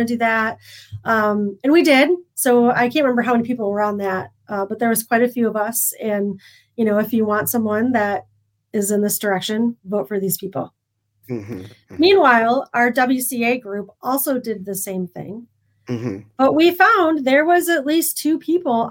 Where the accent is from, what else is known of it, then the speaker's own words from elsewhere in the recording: Michigan, United States; also born or lived in Memphis; we came back from St. Louis, us Michiganders